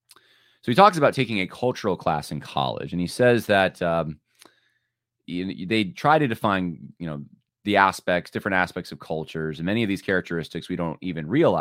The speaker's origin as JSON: {"language": "English", "region": "New York", "country": "United States", "tie": "born or raised there", "said": "And so I thought that I didn't really sound like a New Yorker. I mean, culturally, I'm not really that New York, but they're definitely growing up here."}